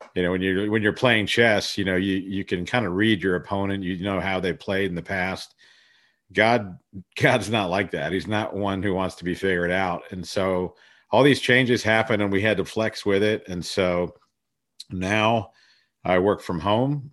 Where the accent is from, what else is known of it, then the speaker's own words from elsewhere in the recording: Columbus, Ohio, United States; also born or lived in Sri Lanka / Florida; I was born in Sri Lanka and, uh, but was raised in Ohio. My dad went to a high state, and so our family settled there, and so I grew up in, in Columbus, Ohio.